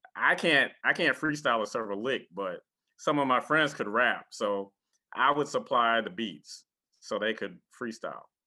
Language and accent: English; Beaufort, South Carolina, United States; moved away; also born or lived in Chapel Hill, North Carolina; interning at a TV station in my hometown of Beaufort, South Carolina